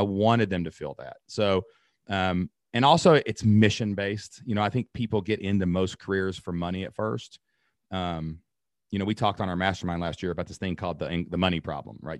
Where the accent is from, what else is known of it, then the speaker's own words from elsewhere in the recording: Southeast Kentucky, United States; accent: Kentucky; My accent, Kentucky